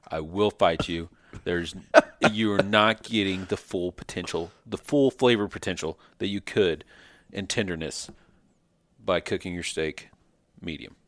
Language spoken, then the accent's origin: English; North Carolina, United States; now in Kansas City, United States; We're, we're down here in Kansas City, known for our barbecue, but I got family and I grew up in North Carolina